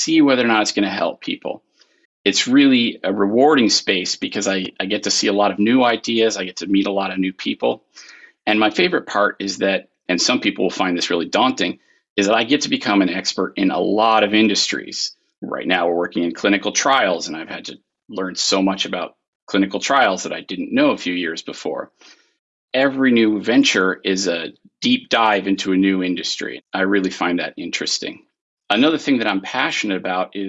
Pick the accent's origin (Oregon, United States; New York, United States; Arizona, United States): Arizona, United States; now in North Carolina, United States; I was born and raised in Arizona